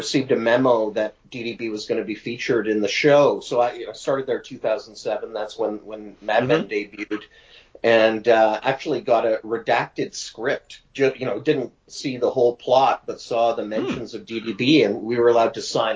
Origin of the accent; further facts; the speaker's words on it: Winnipeg, Manitoba, Canada; moved away as an adult; also born or lived in Toronto / Ottawa / New York; now in Mont-Tremblant, Canada; I'm a Winnipeg native, left Winnipeg just in, you know, the beginning of this century with a job opportunity